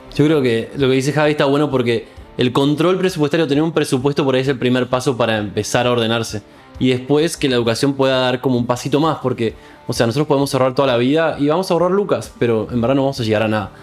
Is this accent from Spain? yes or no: no; Argentina; yo soy argentino